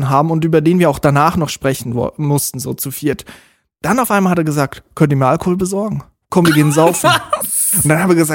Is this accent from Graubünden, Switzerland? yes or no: no; Zurich, Switzerland; Woher kommt ihr? Dann haben wir gesagt, Zürich. Ist das bei Bayern? Ja, so in der Nähe.